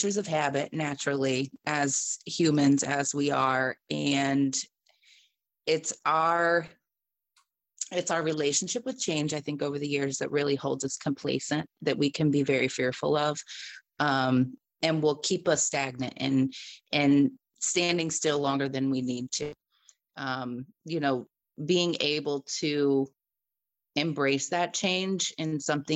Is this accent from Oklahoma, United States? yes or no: no; Dayton, Ohio, United States; moved away as an adult; now in Florida, United States; I am from Dayton, Ohio. I currently reside in Florida